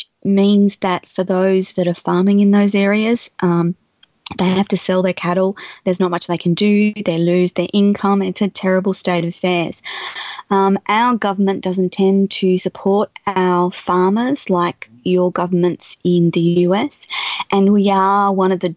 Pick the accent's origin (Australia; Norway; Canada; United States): Australia; I'm orientating myself as an Australian